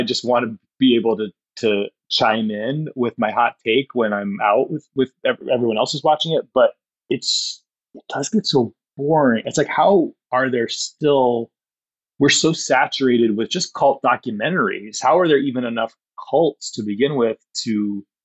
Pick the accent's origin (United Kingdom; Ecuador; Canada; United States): United States; Ohio; moved away as an adult; also born or lived in New York; now in Los Angeles, United States; I'm from Ohio, but the part of Ohio that like Hillbilly Elegy is set, those are my people